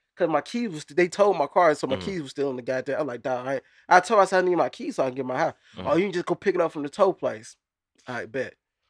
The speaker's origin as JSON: {"language": "English", "region": "Texas", "country": "United States", "said": "I'm from Texas."}